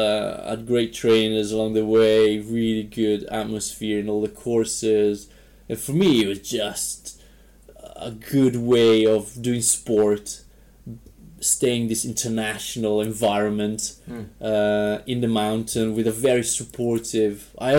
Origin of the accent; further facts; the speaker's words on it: Varese, Lombardy, Italy; moved away as an adult; also born or lived in Wales; now in Gryon, Switzerland; I'm from Varese, which is an hour north of Milan.